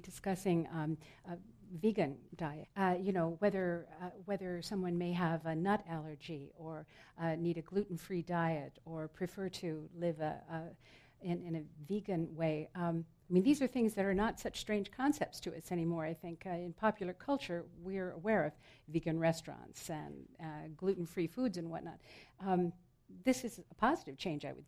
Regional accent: Iowa, United States; growing up in Iowa

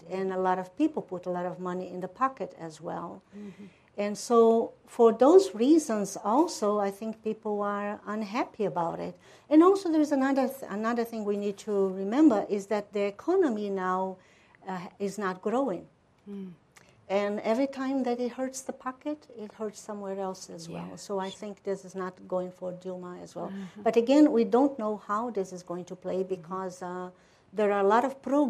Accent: Brazil; first language Portuguese; English is a second language; moved away

